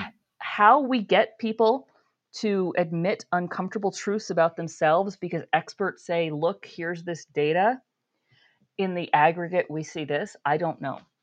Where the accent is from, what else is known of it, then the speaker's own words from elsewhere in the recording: New York, United States; I grew up in New York State